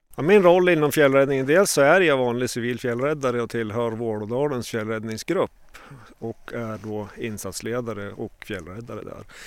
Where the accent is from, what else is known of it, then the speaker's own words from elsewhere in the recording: Åre, Jämtland, Sweden; jag är eh, född och uppvuxen i Åre, bor kvar här en mil utanför.